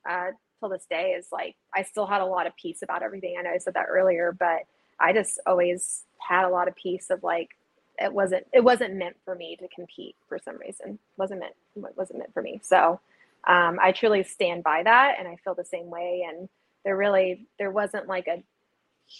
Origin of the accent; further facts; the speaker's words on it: Austin, Texas, United States; it is in my hometown. It's in Austin, Texas